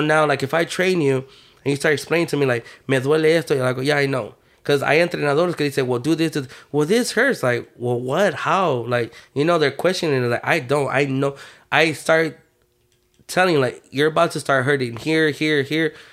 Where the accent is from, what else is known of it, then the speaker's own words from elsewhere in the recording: Houston, Texas, United States; I was born and raised in Third Ward